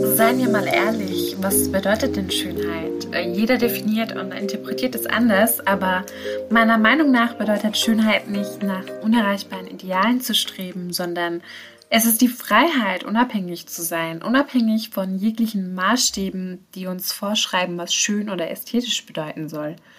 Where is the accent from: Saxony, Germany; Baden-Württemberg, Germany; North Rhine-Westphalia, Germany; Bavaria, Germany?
Baden-Württemberg, Germany; Karlsruhe; also born or lived in Pforzheim; Ich bin geboren in Pforzheim, aufgewachsen und groß geworden bin ich in Karlsruhe.